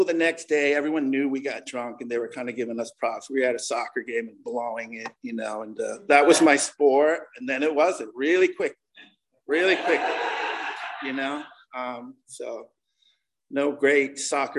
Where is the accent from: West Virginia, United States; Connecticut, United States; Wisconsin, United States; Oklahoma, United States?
Connecticut, United States; also born or lived in Vietnam / Laguna Beach; I grew up in Connecticut